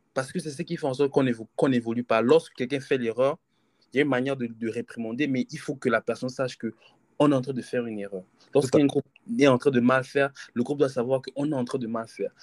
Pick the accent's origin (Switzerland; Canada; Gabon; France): Gabon; on est Gabonais